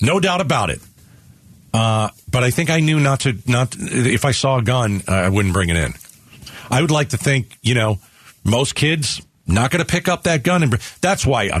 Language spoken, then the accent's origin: English; New York, United States; moved away; also born or lived in New Jersey; I'm from New York